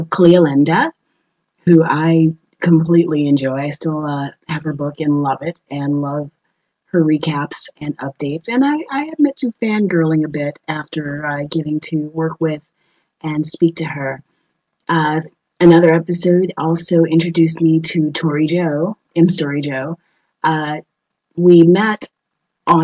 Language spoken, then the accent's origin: English; New Orleans, Louisiana, United States; moved away as an adult; now in Madrid, Spain; I'm from New Orleans